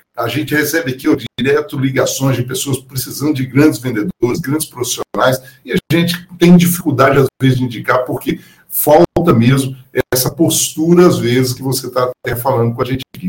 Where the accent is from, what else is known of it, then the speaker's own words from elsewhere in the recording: Minas Gerais, Brazil; accent: mineiro; aqui do Em Minas Gerais, nós falávamos assim, "Uai, o negócio, o trem é bom demais."